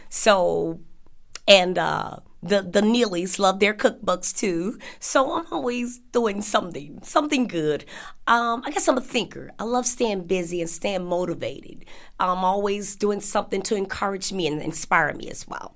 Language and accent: English; Chicago, Illinois, United States; I am originally from Chicago